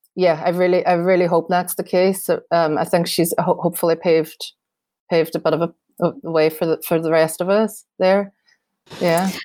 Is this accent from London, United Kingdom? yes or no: no; Derry, Northern Ireland, United Kingdom; Derry um and it means a lot to the, my hometown as well